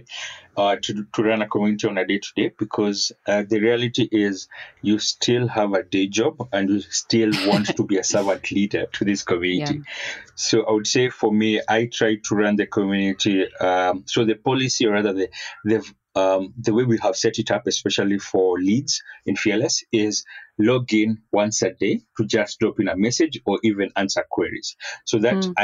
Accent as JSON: {"language": "English", "country": "Kenya", "said": "I'm Kenyan."}